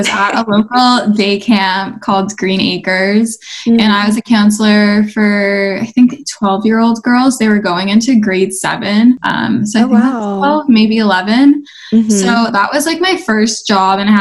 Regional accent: Toronto, Ontario, Canada; I'm from Toronto, Canada.

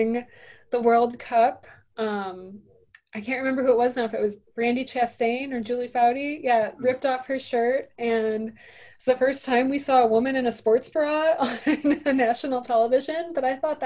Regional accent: Indiana Dunes, United States; I grew up in the Indiana Dunes.

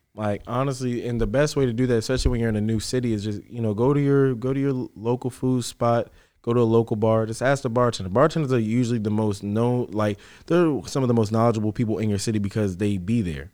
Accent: Fredericksburg, Virginia, United States; moved away as an adult; also born or lived in Richmond; I'm from Fredericksburg. I came to Richmond

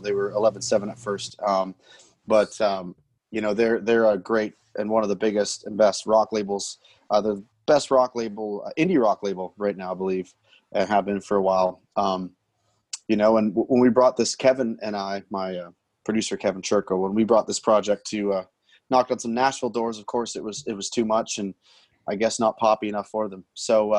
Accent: North Bay, Ontario, Canada; my hometown, North Bay, Ontario

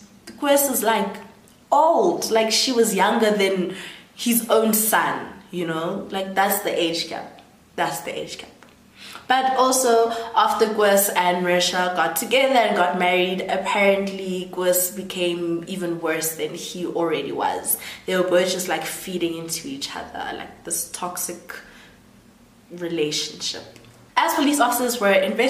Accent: Rustenburg, North West, South Africa; I'm from Rustenburg

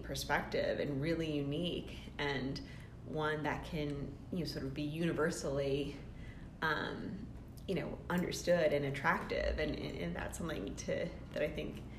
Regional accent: New England, United States; As we talked about, I grew up in New England, and so when you live in a place like where I spent my childhood, where the climate dictates so much of what the like the architecture and the construction has to be

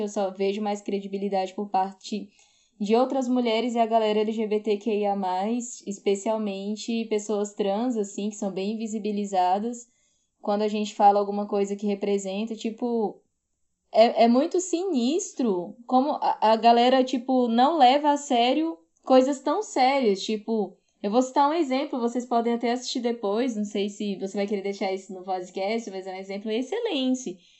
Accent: Ceará, Brazil; now in Brasília, Brazil; eu sou nordestina, né? Eu sou do Ceará, mas moro em Brasília há muito tempo.

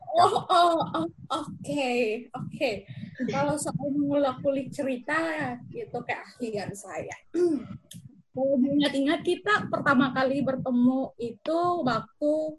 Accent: West Sumba, East Nusa Tenggara, Indonesia; moved away as an adult; also born or lived in Kupang; now in Yogyakarta, Indonesia; saya asalnya dari Sumba Barat, N T T

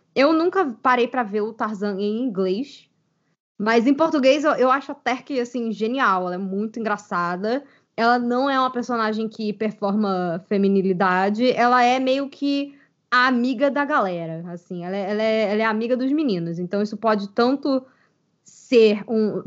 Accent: Brazil; aqui no Brasil

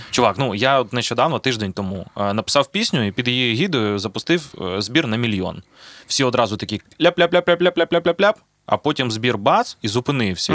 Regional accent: Zaporizhzhia, Zaporizhzhia Oblast, Ukraine; в Запоріжжі, звідки я родом

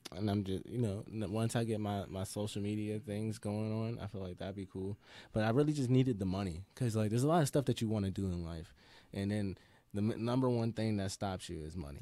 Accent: Pittsburgh, Pennsylvania, United States; I'm from the Mon Valley region of Pittsburgh

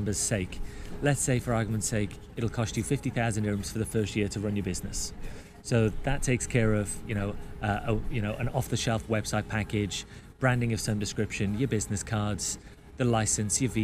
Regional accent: United Kingdom; moved away as an adult; I'm a Brit

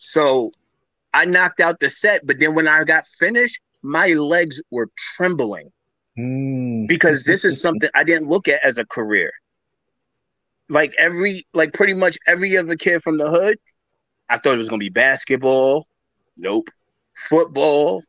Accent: New York City, New York, United States; I'm originally from Queens, New York

